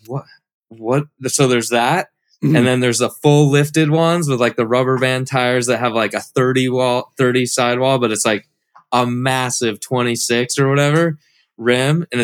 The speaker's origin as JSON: {"language": "English", "region": "Washington", "country": "United States", "tie": "born or raised there", "also_born_or_lived": "California", "moved": "yes", "lives_now": "Florida, United States", "said": "I grew up in Washington"}